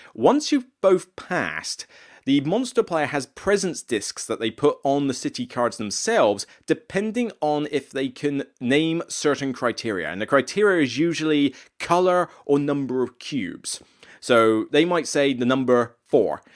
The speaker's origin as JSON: {"language": "English", "area": "near Exeter", "region": "South West England", "country": "United Kingdom", "tie": "born or raised there", "moved": "yes", "said": "down in Exeter Way, uh, so close to my neck of the woods, maybe about thirty-five minutes down the road from where my hometown is"}